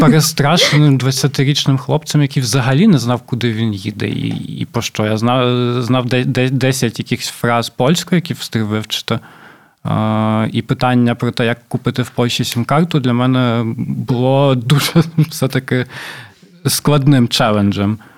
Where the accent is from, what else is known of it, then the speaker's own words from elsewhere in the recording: Poltava, Poltava Oblast, Ukraine; moved away as an adult; now in Warsaw, Poland; моєї рідної Полтави